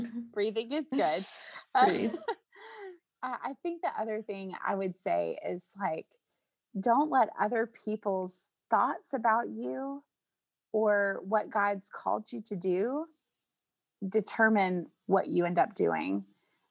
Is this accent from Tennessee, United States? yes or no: yes; Nashville, Tennessee, United States; I grew up in Nashville